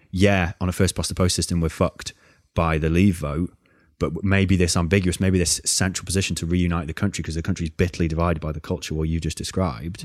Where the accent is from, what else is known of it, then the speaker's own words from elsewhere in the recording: North Wales, United Kingdom; I am from North Wales